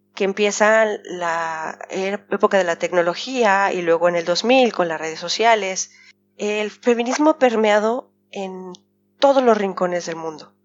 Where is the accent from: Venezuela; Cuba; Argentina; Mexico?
Mexico; now in Geneva, Switzerland; Los mexicanos somos muy agachones